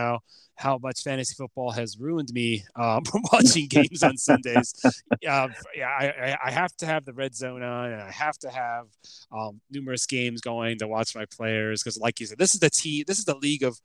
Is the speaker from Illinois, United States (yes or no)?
yes; Chicago, Illinois, United States; moved away; I'm from Chicago originally